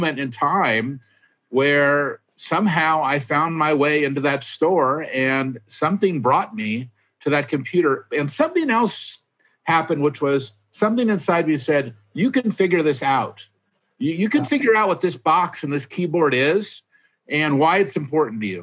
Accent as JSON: {"language": "English", "town": "Hillsborough", "region": "California", "country": "United States", "tie": "born or raised there", "also_born_or_lived": "San Francisco, California", "said": "I grew up in Hillsborough. I went to Burlingame High School."}